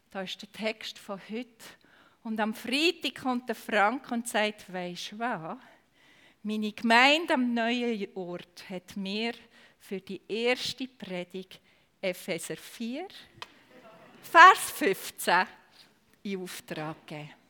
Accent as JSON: {"language": "German", "region": "Aargau", "country": "Switzerland", "accent": "Aargau dialect", "said": "wenn ihr mit meiner Aargauer Mundart doch nicht zu Gang kommt. Ich kann auf Hochdeutsch umstellen."}